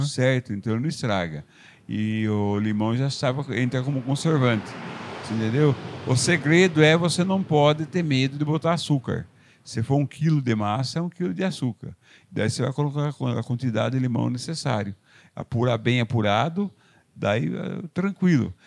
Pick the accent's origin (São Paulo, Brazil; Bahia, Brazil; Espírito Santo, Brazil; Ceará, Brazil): São Paulo, Brazil; Porto Feliz; moved away as an adult; now in Salto, Brazil; Foi nessa fazenda que eu nasci, no município de Porto Feliz